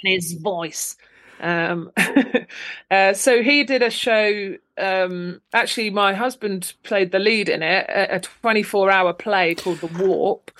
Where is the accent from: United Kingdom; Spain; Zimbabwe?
United Kingdom; Luton, East of England; moved away as an adult; also born or lived in London; now in Folkestone, United Kingdom; originally I'm from Luton um, in Bedfordshire, uh, so I was there till I was like, you know, uni